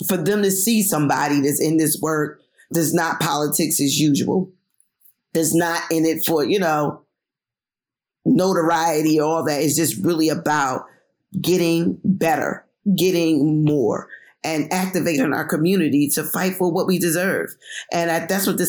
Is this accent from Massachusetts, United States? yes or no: no; Philadelphia, Pennsylvania, United States; a young Black single mom from North Philly without a lot of money